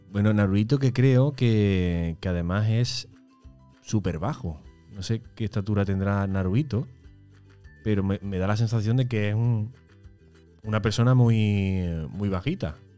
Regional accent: Córdoba, Andalusia, Spain; nosotros tenemos ya aquí en Córdoba, porque nosotros somos de Córdoba

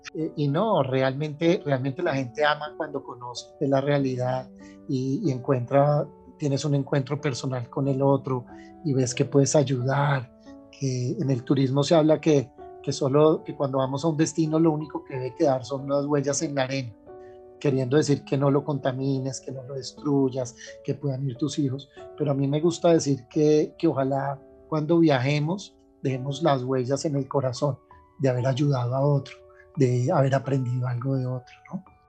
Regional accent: Colombia; also born or lived in Germany; nosotros mismos no, no reconocemos como colombianos

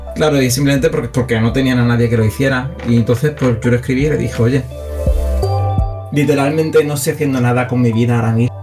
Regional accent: Seville, Andalusia, Spain; aparte soy de Sevilla

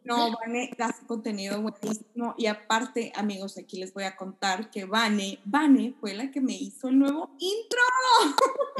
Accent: Sonora, Mexico; now in Japan; yo que soy de Sonora, pues, no, no cae nieve por allá donde yo vivo

